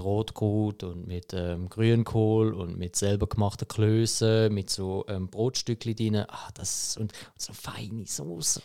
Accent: Germany; now in Switzerland; ich als Deutscher

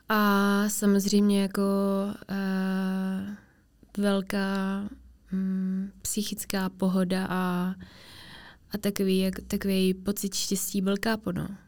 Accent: Czechia; also born or lived in Finland; v těch třech letech jsme se přestěhovali do Česka

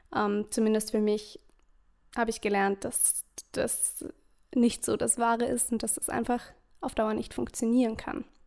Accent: Vorarlberg, Austria; Ich komme aus Österreich, aus Vorarlberg

